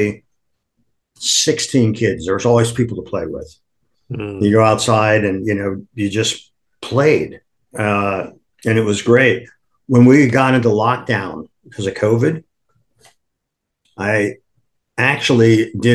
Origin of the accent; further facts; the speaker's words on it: Akron, Ohio, United States; now in New York, United States; I was born in Akron, Ohio